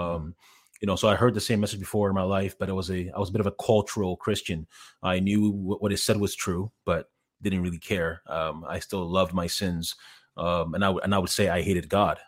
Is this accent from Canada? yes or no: yes; Canada; moved away as an adult; also born or lived in Ghana / Montreal / Toronto / Los Angeles; now in Columbus, United States; when I was ten years old, we moved to, my family and I, we moved to Canada. Uh, I was originally in Montreal, then, then Toronto.